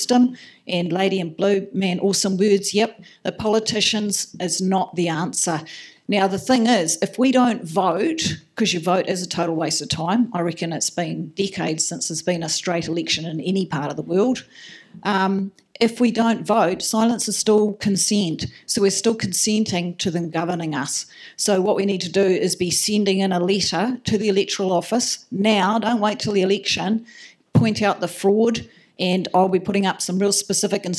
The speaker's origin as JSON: {"language": "English", "town": "Makarora", "region": "Otago", "country": "New Zealand", "tie": "born or raised there", "said": "I was born and raised in Makarora, down near the Haast"}